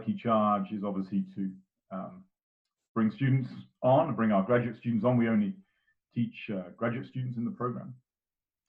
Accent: England, United Kingdom; moved away as an adult; now in Florida, United States; I never worked as an adult back in my home country in England

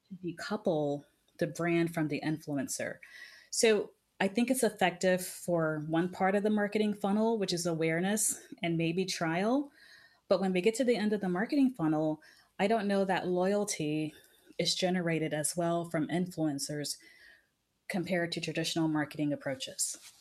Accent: United States; I was from the United States

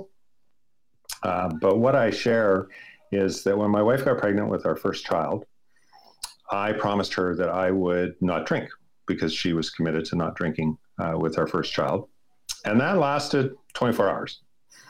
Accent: Edmonton, Alberta, Canada; now in Vancouver, Canada; I was born in Edmonton, Canada, and I was relinquished for adoption adopted into upper middle class, very nice family

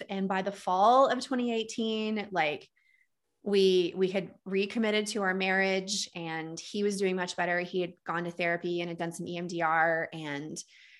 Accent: Texas, United States; accent: Texas; I totally lost my Texas accent. I used to have this like cute Southern drawl, and now I sound like a Minnesota hockey man.

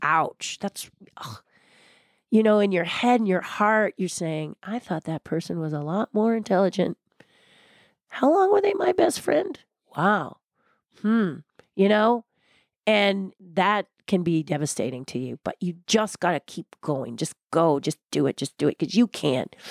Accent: California, United States; I love being a Californian

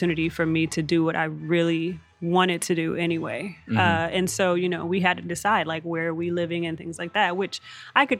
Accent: Texas, United States; moved away as an adult; now in California, United States; I'm from Texas. I recently relocated out here to California

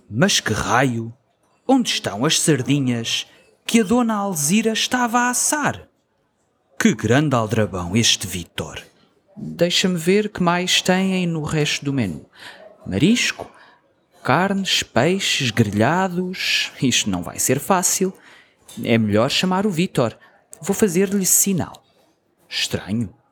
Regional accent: Toronto, Ontario, Canada; born there; Os meus pais são dos Açores, da ilha de São Miguel, e eu nasci em Toronto, mas sempre falei português com {S2} eles.

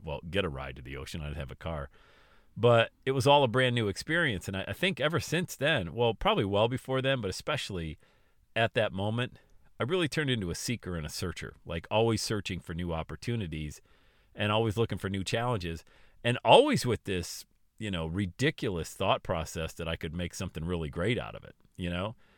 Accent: Buffalo, New York, United States; also born or lived in Florida; made a decision to go back to Buffalo, New York, and the Northeast.

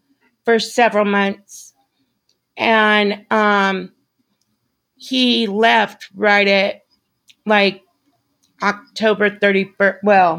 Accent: Las Vegas, Nevada, United States; moved away as an adult; now in Kansas, United States; because we're from Las Vegas, I was born and raised in Las Vegas.

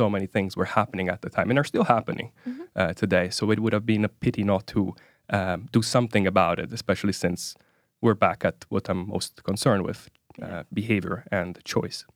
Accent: Italy; moved away as an adult; now in Oslo, Norway; I'm originally from from Italy

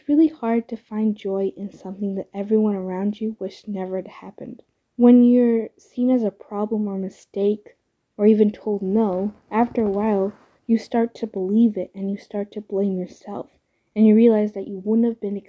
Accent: Santa Cruz, California, United States; I'm from Santa Cruz, California, and I'm about to be a second-year student at UCSC.

